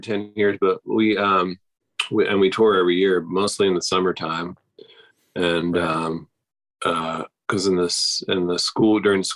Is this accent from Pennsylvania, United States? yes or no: yes; West Chester, Pennsylvania, United States; moved away as an adult; also born or lived in Boston, Massachusetts; now in Nashville, United States; went to the university in my hometown, Westchester, Pennsylvania